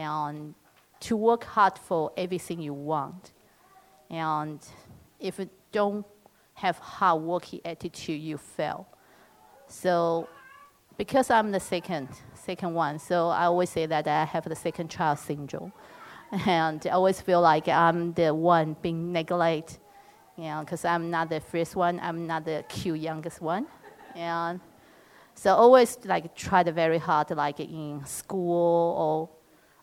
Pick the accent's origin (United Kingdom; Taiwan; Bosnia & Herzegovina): Taiwan; English is a second language; now in Perth, Australia; I was born in Taiwan, and my dad was in army. So I'm the second of three girls. So we grew up in a military village